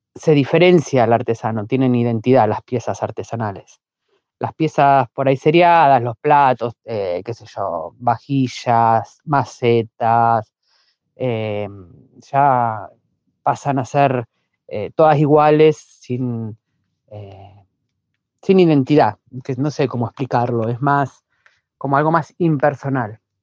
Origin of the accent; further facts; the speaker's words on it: La Plata, Buenos Aires Province, Argentina; Yo soy platense, eh, nací y vivo en La Plata.